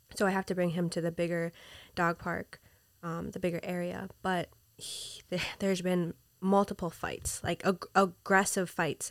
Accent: Minnesota, United States; moved away as an adult; also born or lived in Peru; now in New York City, United States; I was raised in Minnesota

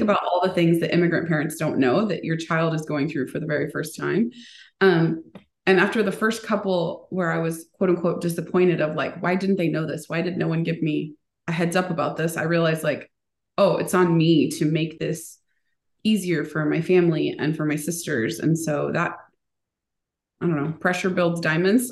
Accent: United States; born or raised there; first language Spanish; English is a second language

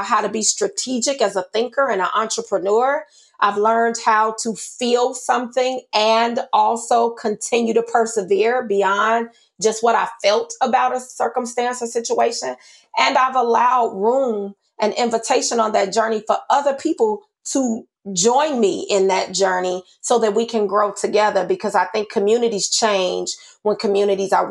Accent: United States; I grew up in Austin. It's a predominantly Black community.

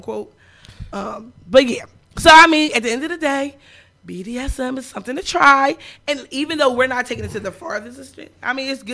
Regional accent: Lindenwold, New Jersey, United States; also born or lived in Camden, New Jersey; now in Philadelphia, United States; I was born in Camden, and I lived in Little

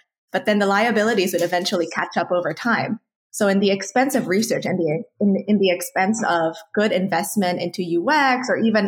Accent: Indonesia; when I was growing up in Indonesia

